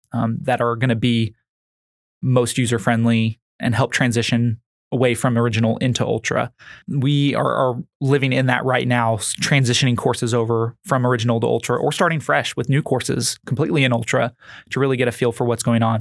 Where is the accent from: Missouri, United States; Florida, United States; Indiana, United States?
Missouri, United States; growing up in Missouri